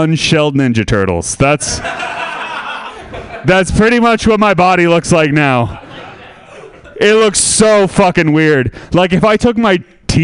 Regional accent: Sebastopol, California, United States; I'm from Sebastopol.

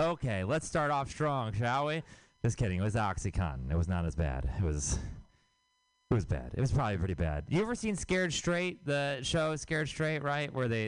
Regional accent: Houston, Texas, United States

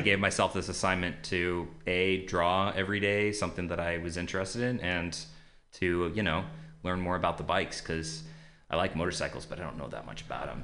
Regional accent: Modesto, California, United States; I grew up in uh, Modesto, California

